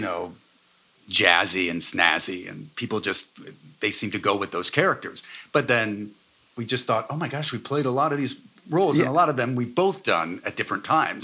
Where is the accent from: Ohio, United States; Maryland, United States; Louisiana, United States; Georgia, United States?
Ohio, United States; Cincinnati; moved away; also born or lived in Michigan; I'm from Cincinnati, so I was able to move back